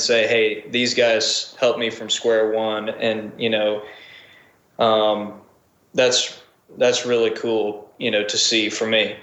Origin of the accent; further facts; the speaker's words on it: Springfield, Missouri, United States; moved away as an adult; also born or lived in Rogersville, Missouri; now in Nashville, United States; my hometown, Springfield